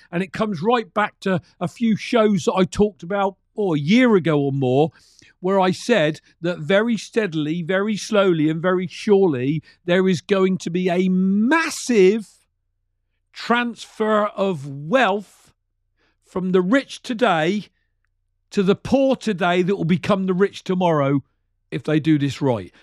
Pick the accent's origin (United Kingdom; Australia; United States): United Kingdom; a regular Brit that drove trucks for many years of his life